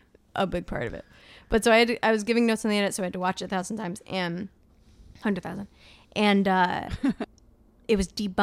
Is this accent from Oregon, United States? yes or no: no; New Jersey, United States; I'm from New Jersey, and you can definitely tell when I say dog and stuff